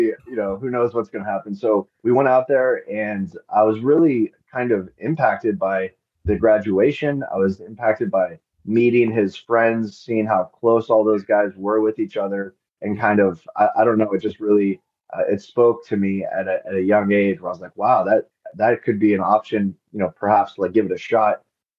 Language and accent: English; Ladybrand, Free State, South Africa; born there; also born or lived in Lesotho; so they moved to Lesotho, and I was born in South Africa, which is right across the border, just because at the time the hospitals were better in South Africa.